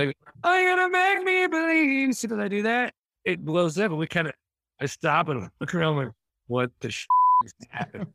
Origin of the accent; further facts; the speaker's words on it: Wheaton, Missouri, United States; I'm from Mis-, Southwest Missouri, in a little town called Wheaton, six hundred people